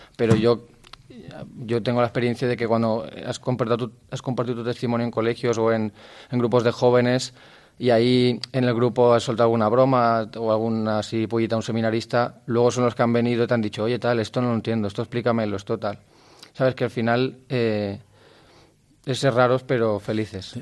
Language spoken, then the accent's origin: Spanish; Gandia, Valencian Community, Spain; tengo 22 años, soy de Gandía